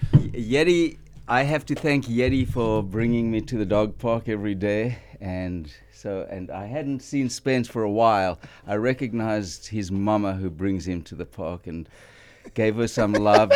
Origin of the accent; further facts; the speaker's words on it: South Africa; moved away as an adult; now in Ventura, United States; we grew up high in the Highveld, up five thousand feet in the thin air.